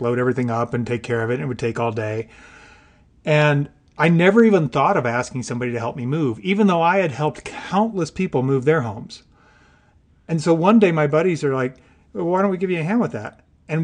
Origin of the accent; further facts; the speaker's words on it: Illinois, United States; I grew up in the Midwest. I grew up in Illinois on a small farm